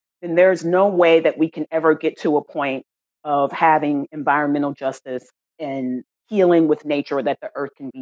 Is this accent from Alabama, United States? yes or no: no; San Antonio, Texas, United States; moved away as an adult; also born or lived in Washington, District of Columbia, United States; now in Oakland, United States; I grew up in Texas, San Antonio, Texas